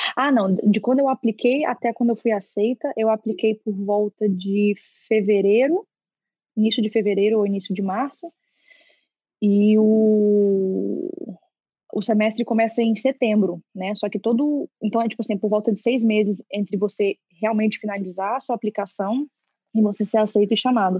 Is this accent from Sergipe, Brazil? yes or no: no; Brasília, Federal District, Brazil; moved away as an adult; Eu sou nascida e criada em Brasília